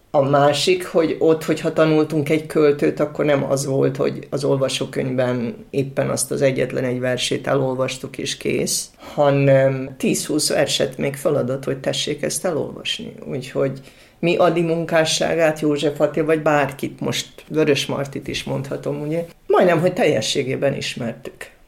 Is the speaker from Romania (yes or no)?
no; Subotica, Vojvodina, Serbia; én kint kisbajnokban laktam és éltem